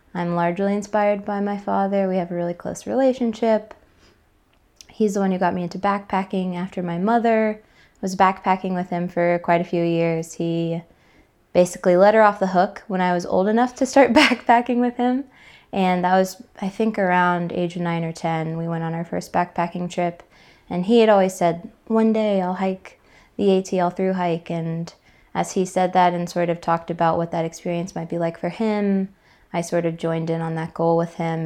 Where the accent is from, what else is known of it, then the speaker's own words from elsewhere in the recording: Atlanta, Georgia, United States; I'm from Atlanta, Georgia